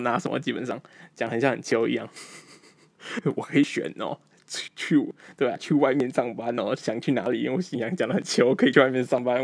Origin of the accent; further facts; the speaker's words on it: Malaysia; moved away; also born or lived in Taiwan; 我马来西亚长大的台湾人